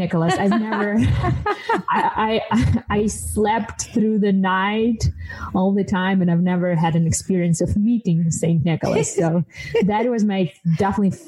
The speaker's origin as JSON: {"language": "English", "country": "Ukraine", "moved": "yes", "said": "I'm from Ukraine originally"}